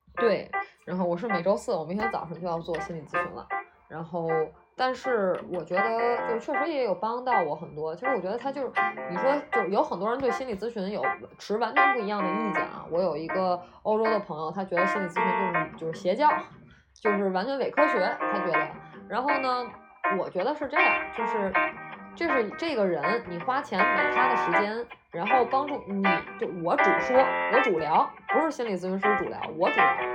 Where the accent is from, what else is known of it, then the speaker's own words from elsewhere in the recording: China; moved away; 我当时可能出国的时候作为一个中国人